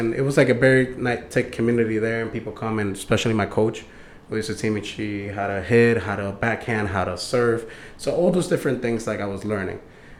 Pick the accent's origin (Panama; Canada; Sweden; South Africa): Panama; also born or lived in Dania, United States / Hollywood, United States; now in Florida, United States; Originally, I'm from Panama. Lived there when I was a kid. So, I always been back and forth from Panama and the U.S. and Florida. Mainly Broward. Always been in Broward, like in Dania, Hollywood area.